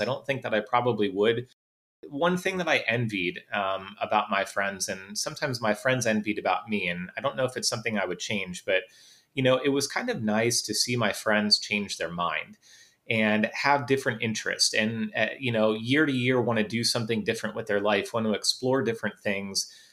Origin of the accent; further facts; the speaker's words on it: Northeast Ohio, United States; also born or lived in North Carolina; I'm from Northeast Ohio